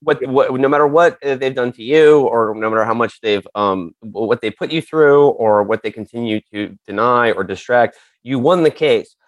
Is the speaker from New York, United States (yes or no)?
yes; New York City, New York, United States; I grew up on the Upper West Side. My mom still lives on the Upper West Side